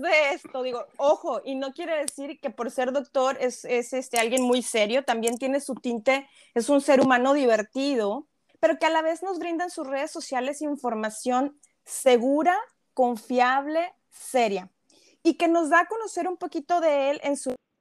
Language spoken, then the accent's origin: Spanish; Mexico; como país, como mexicanos, nos gusta competir